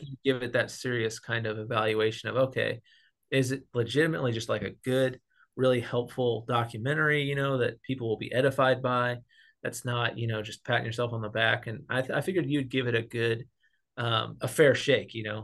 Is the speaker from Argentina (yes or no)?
no; Missouri, United States; I was raised in the Bible Belt, Missouri